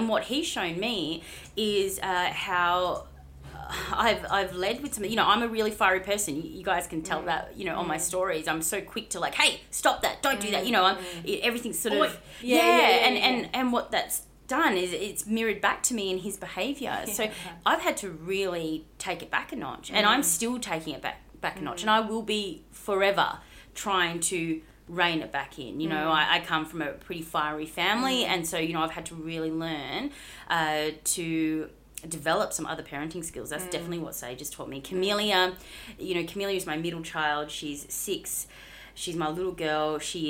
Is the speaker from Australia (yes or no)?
yes; Bunbury, Western Australia, Australia; In WA. So, down south in Bunbury.